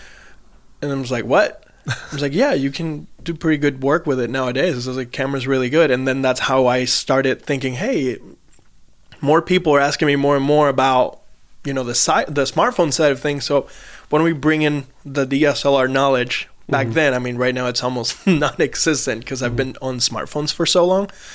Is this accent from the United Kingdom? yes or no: no; San Juan, Puerto Rico; moved away as an adult; also born or lived in US mainland; now in United States; I'm originally from San Juan, Puerto Rico, mm-hmm. born and raised. And then when I was 19, I transitioned and I moved out to the mainland